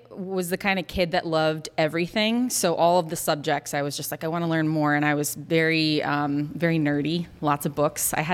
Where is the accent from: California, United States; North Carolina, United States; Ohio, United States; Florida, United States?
Florida, United States; I grew up actually not that far from here. I grew up in Florida.